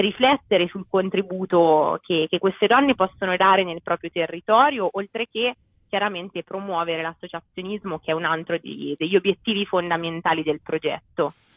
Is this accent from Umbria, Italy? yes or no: yes; Perugia, Umbria, Italy; vengo da Perugia